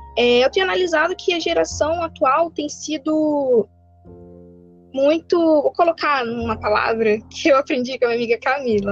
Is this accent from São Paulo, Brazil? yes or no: no; Belford Roxo, Rio de Janeiro, Brazil; eu sou do Rio de Janeiro, né? Sou de Belfor Roxo